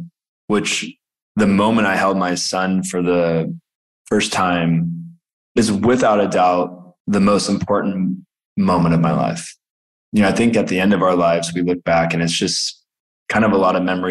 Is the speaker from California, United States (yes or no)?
yes; Alameda, California, United States; I grew up in a small town, Alameda, California